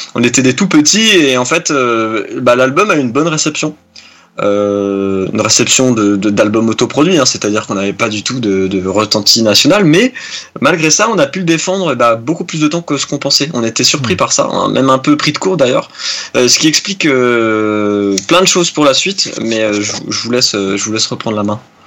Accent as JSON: {"language": "French", "town": "Nancy", "region": "Grand Est", "country": "France", "said": "on est originaire du Grand Est hein, de la France, plus précisément de Nancy"}